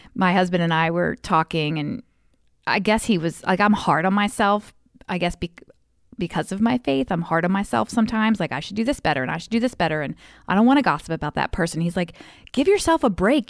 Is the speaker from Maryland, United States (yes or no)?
yes; Frostburg, Maryland, United States; I grew up out in Western Maryland, Frostburg